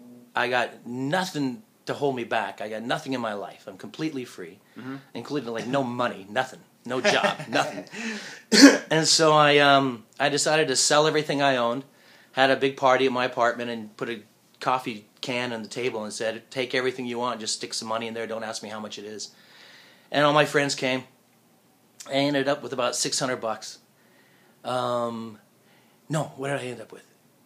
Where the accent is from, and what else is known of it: California, United States; moved away as an adult; now in Japan